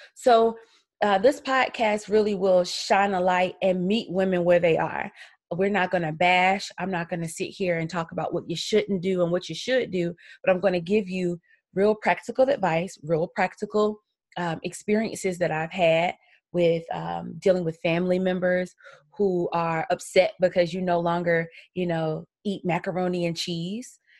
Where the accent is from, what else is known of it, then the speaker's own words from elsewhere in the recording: Columbia, South Carolina, United States; I am from Columbia, South Carolina, so I'm an old country gal